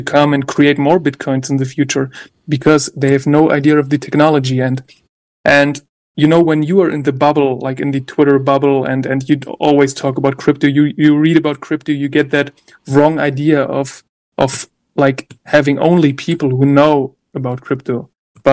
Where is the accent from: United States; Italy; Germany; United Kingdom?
Germany; I'm from Germany yet, but I'm from Germany.